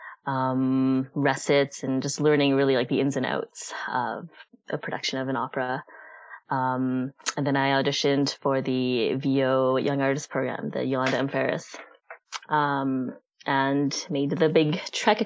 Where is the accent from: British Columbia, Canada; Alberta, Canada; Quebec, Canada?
Alberta, Canada; Calgary; moved away as an adult; also born or lived in London, Ontario / Montreal; now in Vancouver, Canada; I'm originally from Calgary, Alberta